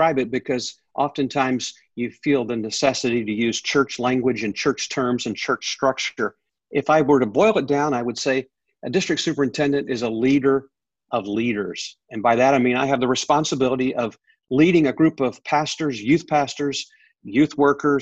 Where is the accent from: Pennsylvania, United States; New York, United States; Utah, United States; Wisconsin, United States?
Pennsylvania, United States; I grew up there from my teenage years. I grew up in a church in Pennsylvania.